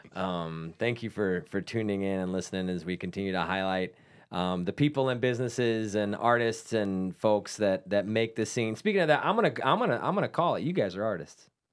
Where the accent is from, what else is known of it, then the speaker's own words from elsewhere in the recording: Salisbury, North Carolina, United States; That's my hometown brewery